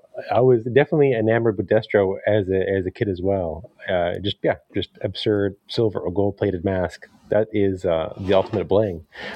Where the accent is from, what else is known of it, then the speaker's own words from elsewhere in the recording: the Maritimes, Canada; growing up in the Maritimes